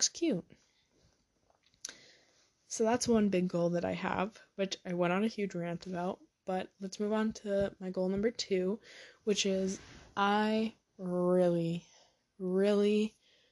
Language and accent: English; near Boston, Massachusetts, United States; accent: a little Massachusetts, a little New Hampshire; also born or lived in New Hampshire; I grew up near Boston, so definitely I sound a little Massachusetts